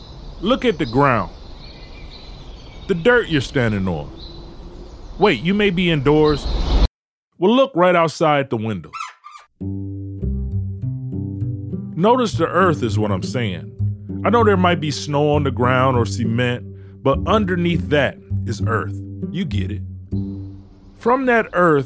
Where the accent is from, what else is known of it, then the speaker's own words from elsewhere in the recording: Detroit, Michigan, United States; also born or lived in Ecorse, Michigan; I'm a Detroit guy from the west side, southwest side, and Ecorse